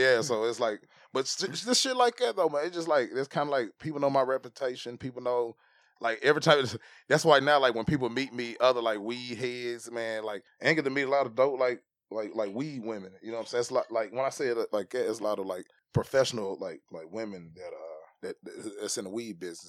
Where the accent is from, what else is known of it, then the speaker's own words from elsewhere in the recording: Tennessee, United States; I grew up in Tennessee